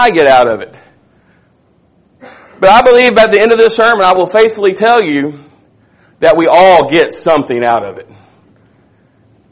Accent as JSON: {"language": "English", "town": "Tom Bean", "region": "Texas", "country": "United States", "said": "I'm from Little Tom Bean, Texas."}